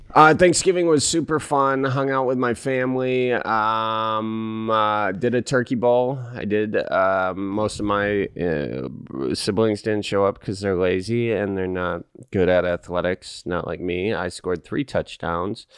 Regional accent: Midwest, United States; me being from, you know, the Midwest

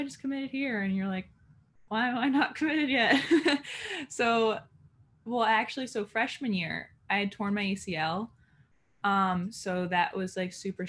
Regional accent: Glen Ridge, New Jersey, United States; I'm from Glen Ridge, New Jersey, pretty small town in northern Jersey

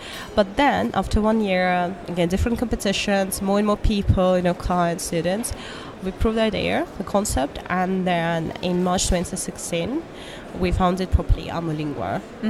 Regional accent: Moscow, Russia; born there; English is a second language; Moscow, Warsaw. Yeah, it's all a mix. I would say born in Moscow, but still citizen of the world.

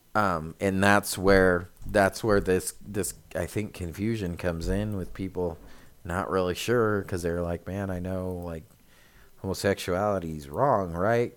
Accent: United States; we as Americans, it's difficult because we are Americans, but we're Christians

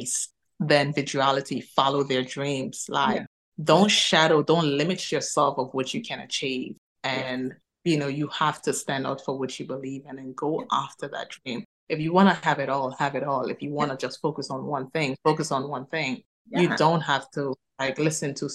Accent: Turks & Caicos Islands; now in Manchester, United Kingdom; I am originally from the Turks and Caicos Islands

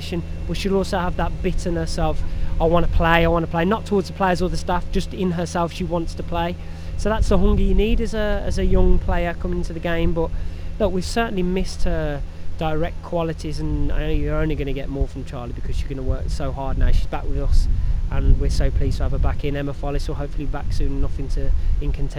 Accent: England, United Kingdom; being English

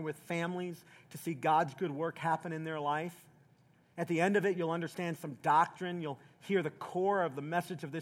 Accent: Southeast Tennessee, United States; when I was a little boy in the South, I grew up in Southeast Tennessee

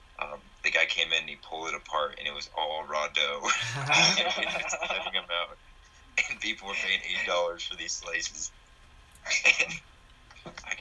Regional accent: Golden, Colorado, United States; I'm from Golden, Colorado

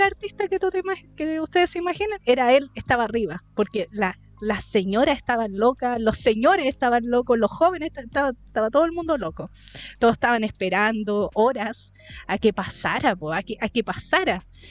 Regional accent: Chile; como los chilenos sobre todo, nuestro, nuestra nación

